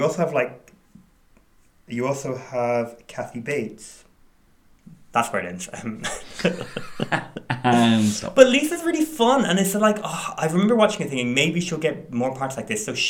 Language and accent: English; Ireland; I grew up in Ireland